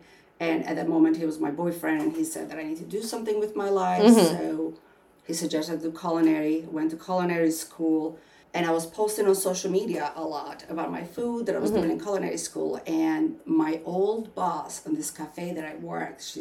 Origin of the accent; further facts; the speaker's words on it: Albania; English is a second language; now in United States; most of my life growing up in Albania